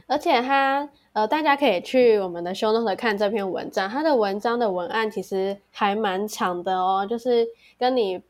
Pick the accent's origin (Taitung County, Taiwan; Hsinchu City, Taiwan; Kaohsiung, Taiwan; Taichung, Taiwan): Kaohsiung, Taiwan; moved away; 身为高雄人，虽然现在不在高雄